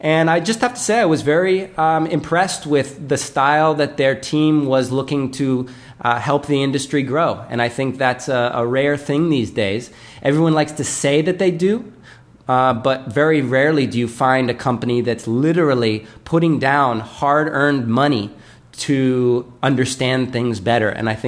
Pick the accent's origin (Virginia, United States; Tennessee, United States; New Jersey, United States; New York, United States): New Jersey, United States; Princeton; moved away; I'm originally from New Jersey